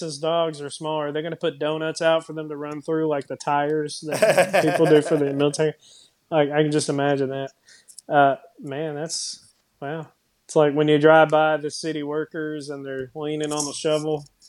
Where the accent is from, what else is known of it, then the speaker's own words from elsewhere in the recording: Ireland; But you know, I am Irish, so I guess it worked.